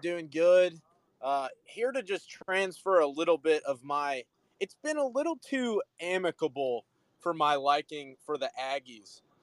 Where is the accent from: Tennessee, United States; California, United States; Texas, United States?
Tennessee, United States; Nashville; I'm born and raised in Nashville, so grew up just surrounded by Vols.